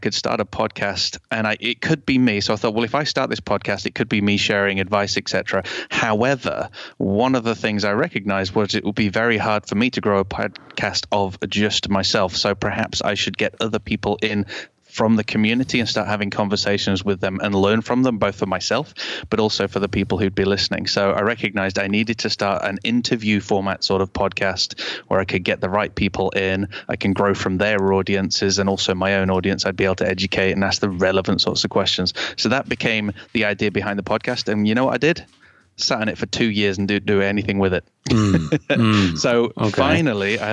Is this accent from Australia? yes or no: no; Canada; now in United Kingdom; I was born in Canada